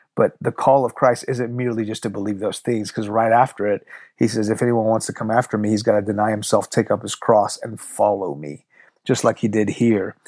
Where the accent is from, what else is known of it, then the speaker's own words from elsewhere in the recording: Houston, Texas, United States; first language Farsi; English is a second language; also born or lived in Iran; I was born in Houston, but when I was two, we moved to Iran. When I was six, the revolution hit and we moved back.